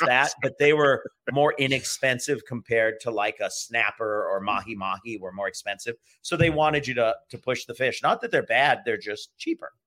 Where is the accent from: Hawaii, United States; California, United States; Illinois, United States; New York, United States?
Hawaii, United States; Honolulu; moved away; also born or lived in Seattle, Washington / Maine / Baltimore, Maryland; I got into a place in Hawaii right down the street from my house where I grew up in near Honolulu in an area called Hawaii Kai.